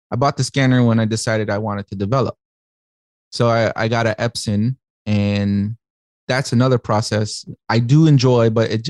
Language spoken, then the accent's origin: English; Chicago, Illinois, United States; so I'm from Chicago.